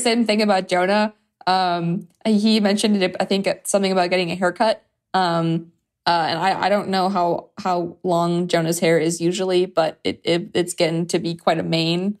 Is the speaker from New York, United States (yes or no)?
no; Chicago, Illinois, United States; I'm from Chicago, from the South Side.